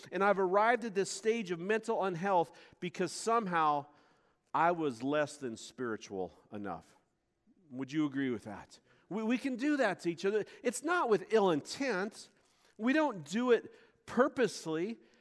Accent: Montana, United States; moved away; also born or lived in Florida; I was this kid from Montana. I'd never been to a beach, man. We have mountains and horses

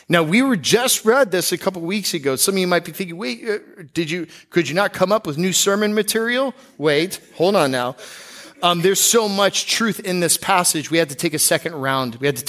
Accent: Seattle, Washington, United States; born there; now in Florida, United States; When you move to Florida, I was born in Seattle.

